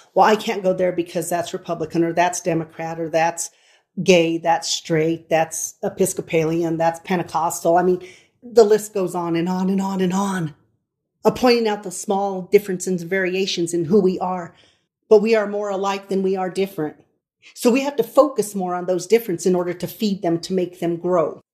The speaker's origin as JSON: {"language": "English", "town": "Colorado Springs", "region": "Colorado", "country": "United States", "said": "We are from Colorado Springs, Colorado"}